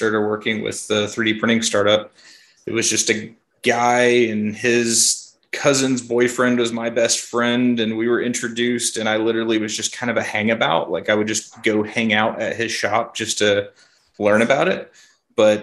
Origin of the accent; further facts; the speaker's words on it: Kentucky, United States; also born or lived in Florida; I'm born and raised in Kentucky. Spent a short stint in Florida, but I've been in Kentucky most of my life